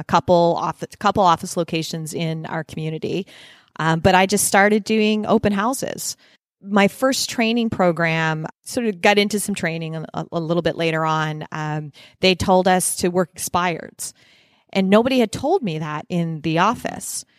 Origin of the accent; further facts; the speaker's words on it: Nova Scotia, Canada; moved away as an adult; also born or lived in Toronto / New Jersey / California; now in Phoenix, United States; I am Canadian, born and raised in Nova Scotia, Canada, northeast